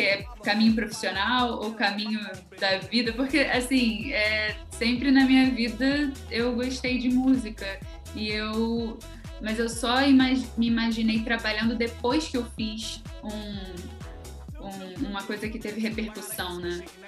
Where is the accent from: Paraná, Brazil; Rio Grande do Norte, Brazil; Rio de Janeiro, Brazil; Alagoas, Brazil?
Rio de Janeiro, Brazil; Niterói; sou de Niterói